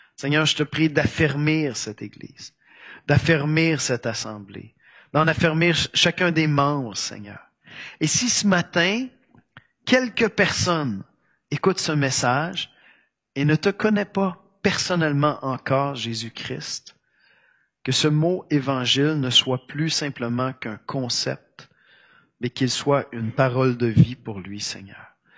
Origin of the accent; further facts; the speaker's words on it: Quebec, Canada; accent: Québécois; Mon accent québécois va transparaître tout de même